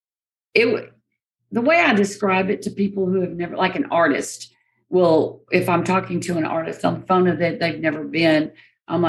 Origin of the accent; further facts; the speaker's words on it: Victoria, Texas, United States; also born or lived in Goliad, Texas; I was born in Victoria, Texas, and my family is from Goliad.